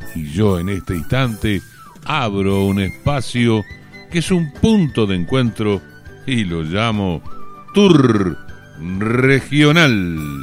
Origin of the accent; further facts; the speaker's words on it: southwest Buenos Aires Province, Argentina; yo soy también habitante de este suroeste bonaerense